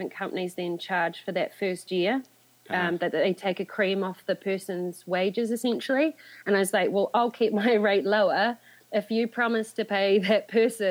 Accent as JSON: {"language": "English", "country": "New Zealand", "moved": "as an adult", "lives_now": "London, United Kingdom"}